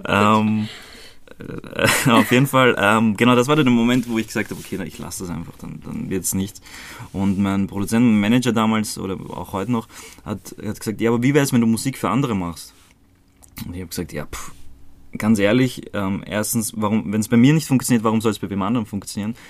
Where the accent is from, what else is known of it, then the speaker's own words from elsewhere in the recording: Croatia; moved away; Also ich bin in Kroatien geboren und ähm, voll zu einer ziemlich uncoolen Zeit damals, ähm, also während dem Balkankrieg